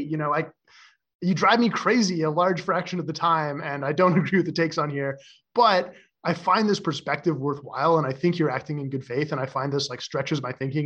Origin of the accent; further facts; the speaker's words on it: Canada; moved away as an adult; now in San Francisco, United States; I was growing up in Canada